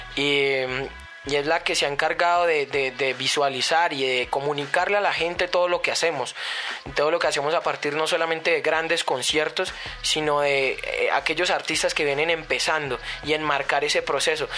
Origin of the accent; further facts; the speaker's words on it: Colombia; Nosotros los colombianos